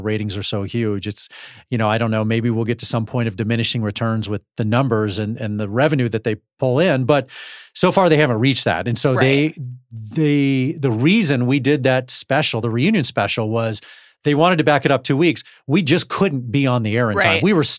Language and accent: English; Texas, United States; grew up in Texas, so I need space.